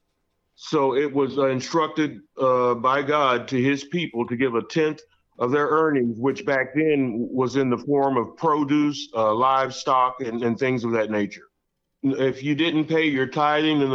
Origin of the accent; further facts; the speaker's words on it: Fort Worth, Texas, United States; my hometown in Fort Worth, Texas